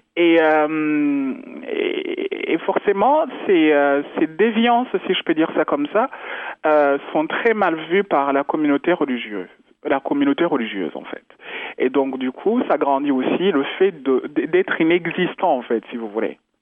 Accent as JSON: {"language": "French", "country": "Rwanda", "tie": "born or raised there", "moved": "yes", "said": "je suis Rwandais, euh, je suis né au Rwanda"}